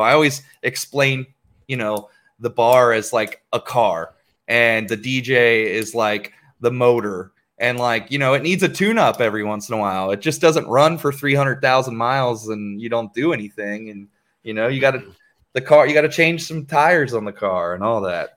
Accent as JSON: {"language": "English", "region": "Ohio", "country": "United States", "said": "I'm from Ohio"}